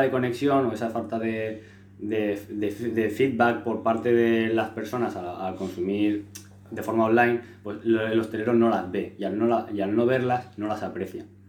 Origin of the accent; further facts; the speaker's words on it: Los Alcázares, Region of Murcia, Spain; allí en mi pueblo